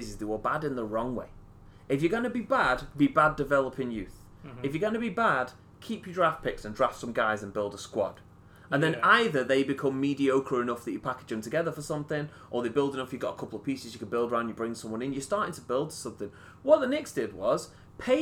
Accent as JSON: {"language": "English", "region": "England", "country": "United Kingdom", "said": "as an Englishman"}